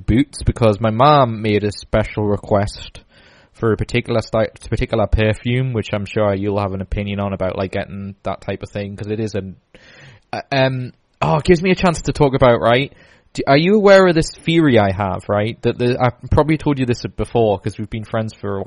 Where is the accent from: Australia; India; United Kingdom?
United Kingdom; Newcastle upon Tyne, North East England; we're from Newcastle